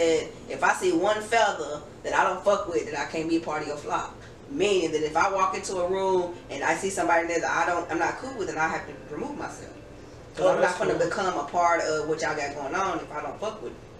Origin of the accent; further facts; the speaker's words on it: Gallatin, Tennessee, United States; I'm from Gallatin.